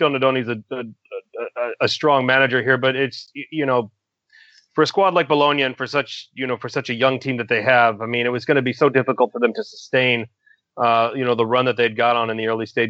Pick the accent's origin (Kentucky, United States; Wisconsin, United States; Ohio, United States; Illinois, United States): Wisconsin, United States; Milwaukee; my hometown, Milwaukee